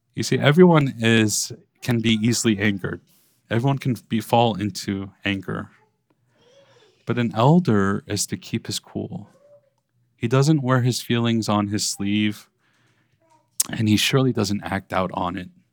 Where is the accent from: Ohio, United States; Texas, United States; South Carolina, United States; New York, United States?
New York, United States; New York City; growing up in Brooklyn